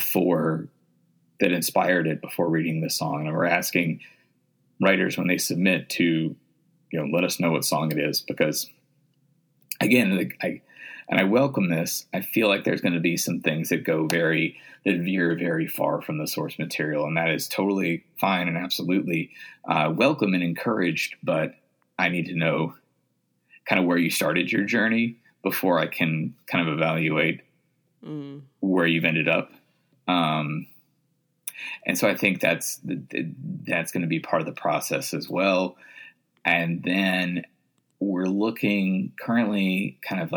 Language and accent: English; the South, United States; moved away as an adult; also born or lived in Virginia / Tennessee / Mississippi; now in Saint Paul, United States; I grew up in the South. I grew up in Virginia and Tennessee, and I went to college in Mississippi